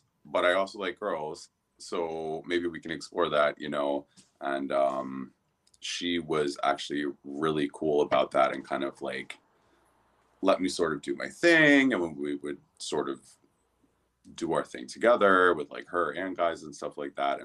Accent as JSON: {"language": "English", "region": "New Jersey", "country": "United States", "tie": "born or raised there", "also_born_or_lived": "Wilton Manors, Florida", "moved": "as an adult", "lives_now": "Miami, United States", "said": "I am originally from New Jersey"}